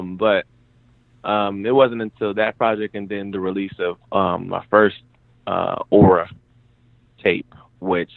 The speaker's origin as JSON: {"language": "English", "town": "Warner Robins", "region": "Georgia", "country": "United States", "tie": "born or raised there", "also_born_or_lived": "North Dakota", "said": "it started in a place called Warner Robins, Georgia, which is like a military town"}